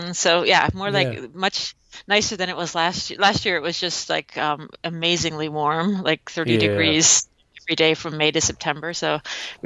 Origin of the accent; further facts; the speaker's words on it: a suburb of New York in Connecticut, United States; also born or lived in Hong Kong / Thailand; growing up in kind of a suburb of New York in Connecticut